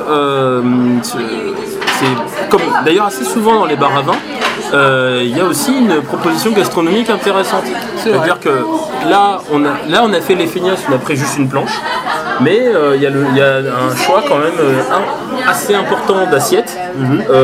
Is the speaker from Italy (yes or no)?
yes; Italy; accent: Italian; de mon accent italien, mais apparemment c'est pas bien meilleur de leur côté.